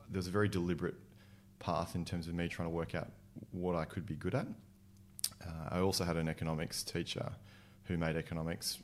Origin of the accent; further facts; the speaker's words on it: Sydney, New South Wales, Australia; I'm a Sydney boy. I grew up in Northwest Sydney, out in the burbs.